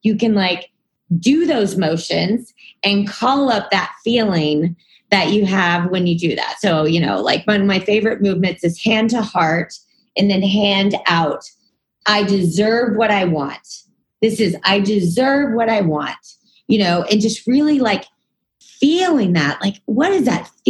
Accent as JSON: {"language": "English", "region": "Texas", "country": "United States", "also_born_or_lived": "New York", "moved": "as an adult", "said": "I'm from Texas"}